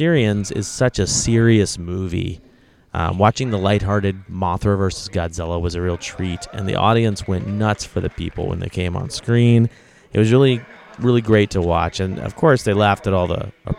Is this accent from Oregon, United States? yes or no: yes; Oregon, United States; I'm from Oregon.